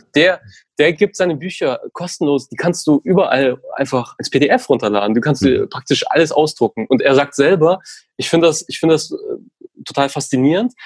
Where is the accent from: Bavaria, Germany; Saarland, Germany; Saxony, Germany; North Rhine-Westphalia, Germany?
Bavaria, Germany; Hof; bei einer Lokalzeitung gearbeitet in meiner Heimatstadt in Hof, ganz im Norden von Bayern